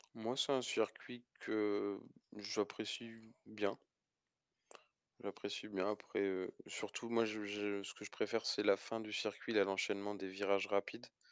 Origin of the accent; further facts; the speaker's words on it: France; en tant que Français